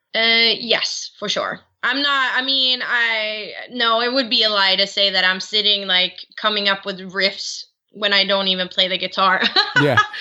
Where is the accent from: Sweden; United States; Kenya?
Sweden; I'm born and raised in Sweden